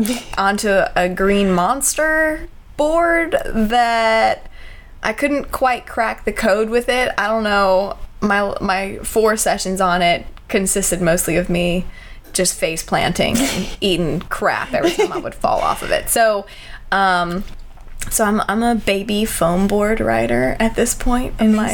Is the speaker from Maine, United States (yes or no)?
no; Texas, United States; now in Charleston, United States; I'm from Texas, so we have our, own, right, little, yeah. Our own little y'all.